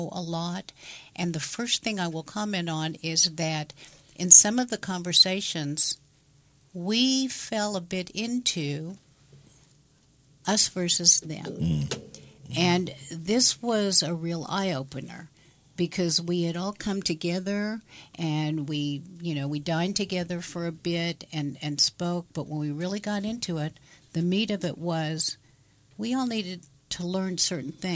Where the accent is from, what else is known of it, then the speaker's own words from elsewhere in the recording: Oklahoma, United States; moved away as an adult; also born or lived in Silicon Valley, California; I was born here in Oklahoma